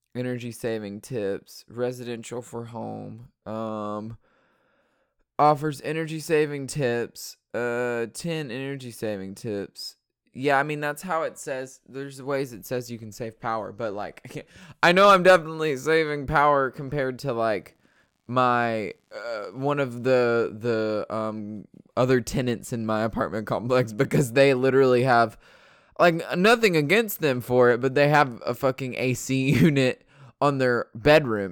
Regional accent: Georgia, United States; also born or lived in North Dakota; I am in Georgia, which is where I was born and raised in Georgia

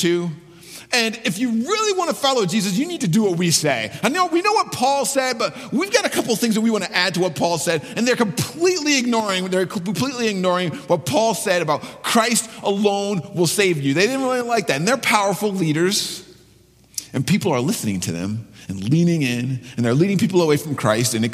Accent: Ann Arbor, Michigan, United States; I'm from Ann Arbor

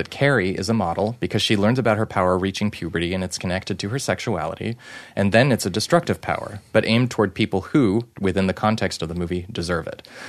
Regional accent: Canada; moved away; growing up in Canada, we received sex ed

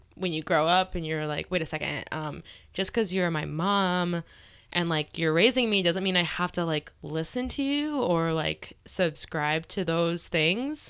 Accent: Cary, Illinois, United States; I grew up in the northwest suburbs of Chicago

